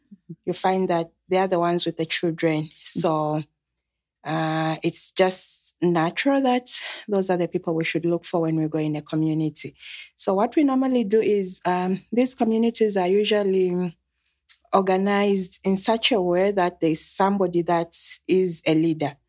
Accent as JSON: {"language": "English", "country": "Zambia", "said": "I am coming from Zambia. It's a country in the southern part of Africa."}